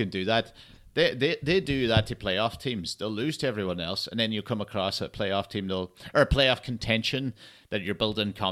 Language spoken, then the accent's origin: English; Ireland; now in Scotland, United Kingdom; I'm Irish, but based in Scotland.